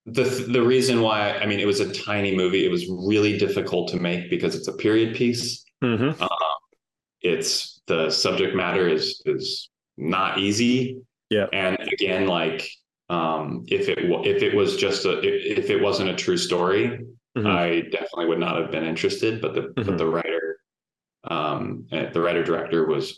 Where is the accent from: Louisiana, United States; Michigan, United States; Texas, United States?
Texas, United States; Houston; people who also have from Houston have never told me specifically, I'm from Houston, I've never heard that story in my life.